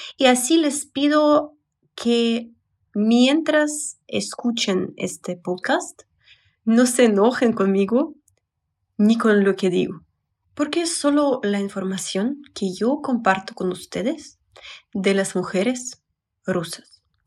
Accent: Russia; Spanish is a second language; moved away as an adult; now in Mexico City, Mexico; Soy psicóloga y blogger de Rusia

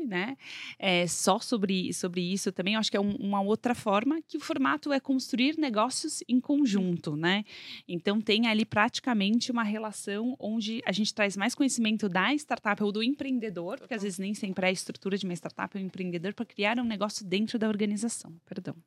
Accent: São Paulo, Brazil; accent: paulistinha; also born or lived in Minas Gerais; cresci em São Paulo, então eu tenho mais, sou bem mais paulistinha mesmo.

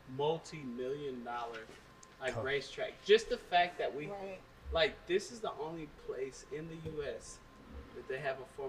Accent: California, United States; now in Austin, United States; because I was born in California in the 80s

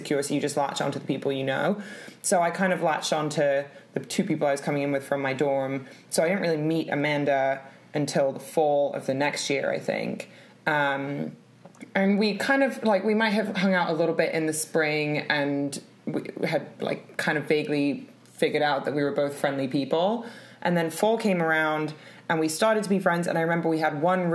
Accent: London, United Kingdom; also born or lived in California; I'm 28 years old, born in London, and currently live in London.

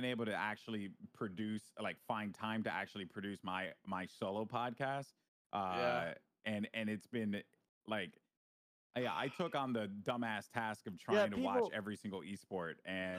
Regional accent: Bronx, New York, United States

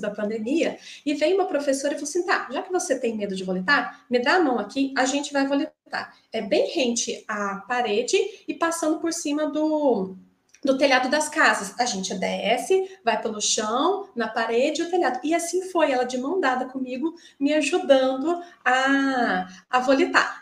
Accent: Minas Gerais, Brazil; moved away as an adult; now in Joinville, Brazil; eu estou atualmente em Joinville é, eu sou de Minas, né, estou aqui há três anos

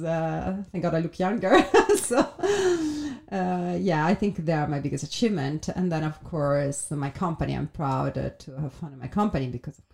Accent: Italy; now in London, United Kingdom; being an entrepreneur in Italy

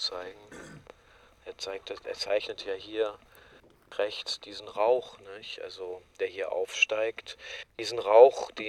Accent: Germany; born there; Urodziłem się w kraju oprawców i właściwie byłem zawsze skonfrontowany z tym.

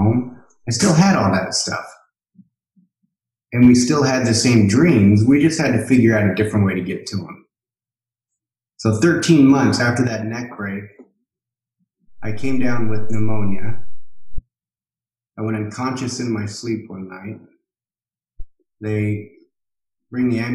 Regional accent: Boise, Idaho, United States; I'm from Boise, Idaho

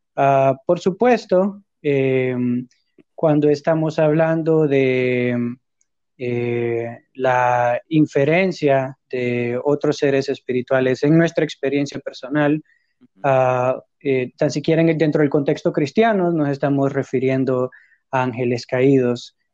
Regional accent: Honduras; de hecho soy de Honduras también

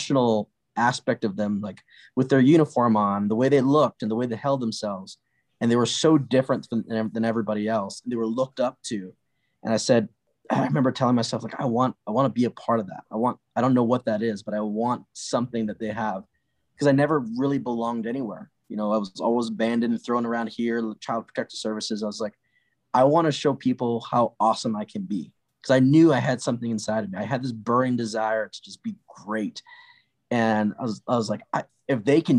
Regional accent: Honolulu, Hawaii, United States; moved away; also born or lived in Colorado; I was born in Honolulu, Hawaii

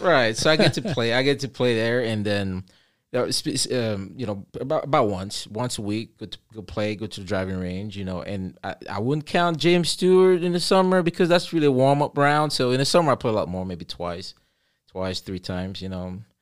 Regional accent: Cameroon; moved away; I'm originally from Cameroon. I say originally, but I, you know, I like to say I am from Cameroon still, and will ever be.

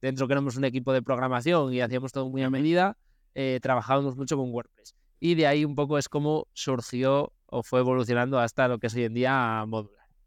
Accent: León, Castile and León, Spain; also born or lived in United States; Nosotros somos de León y estamos en León

